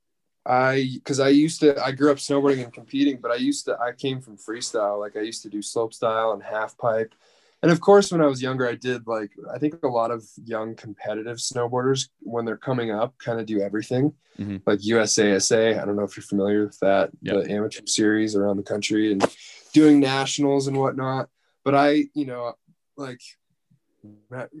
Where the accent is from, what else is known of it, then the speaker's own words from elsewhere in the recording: Colorado, United States; also born or lived in Bradford, Pennsylvania / Buffalo, New York; Grew up there. We moved out of there when I was super young. Came to Colorado and I started fourth grade here. So I've been here the majority of my life